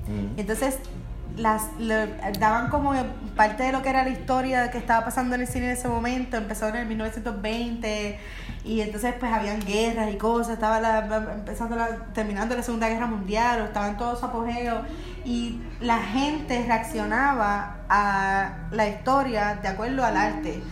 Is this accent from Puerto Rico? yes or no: yes; Caguas, Puerto Rico; Yo soy de Caguas, natural de Caguas